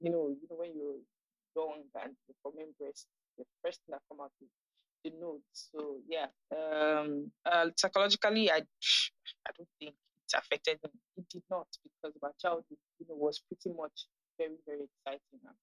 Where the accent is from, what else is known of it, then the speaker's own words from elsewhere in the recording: Nigeria; also born or lived in Ghana; I'm 24 years old and I am Nigerian. I currently stay in Lagos, Nigeria